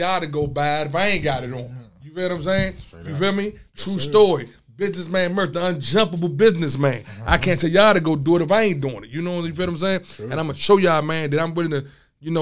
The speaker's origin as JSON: {"language": "English", "town": "Landover", "region": "Maryland", "country": "United States", "tie": "born or raised there", "said": "coming up in my hood, you know, my hood, I'm from Landover. I'm from Kenland."}